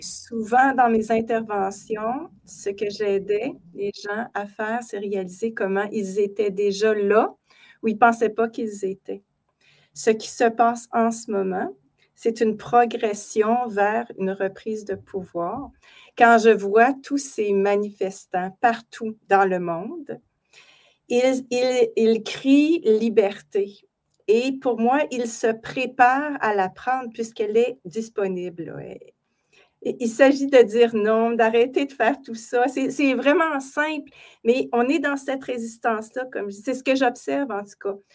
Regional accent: Canada; chez nous au Canada

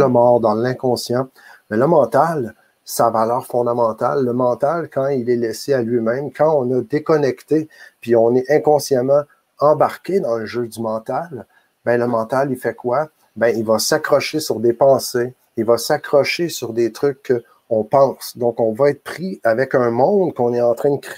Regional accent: Quebec, Canada; je suis euh, un homme, je suis euh, un citoyen canadien, je suis un Québécois, je suis

